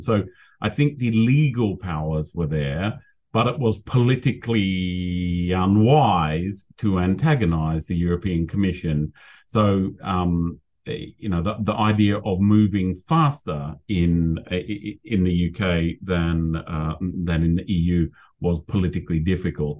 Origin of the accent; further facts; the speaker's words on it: Australia; accent: Australian; now in United Kingdom; my Australian accent